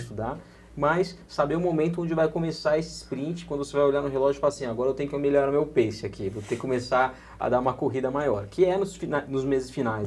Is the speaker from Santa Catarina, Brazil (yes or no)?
no; Santos, São Paulo, Brazil; now in São Paulo, Brazil; sou de Santos, eu, moro, eu, eu, eu era de Santos, nasci em Santos, mas meu filho já é um paulistinha